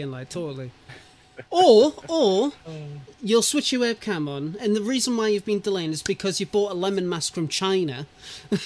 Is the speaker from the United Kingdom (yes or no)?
yes; United Kingdom; I'm British